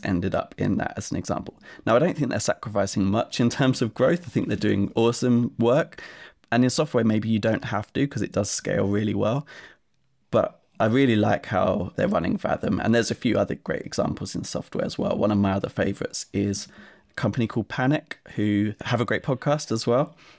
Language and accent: English; Essex, East of England, United Kingdom; I grew up in Essex in England